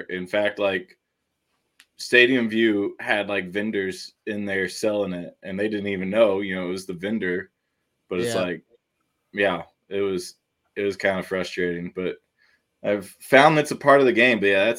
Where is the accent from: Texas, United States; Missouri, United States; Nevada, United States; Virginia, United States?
Texas, United States; San Antonio; I'm also from the San Antonio area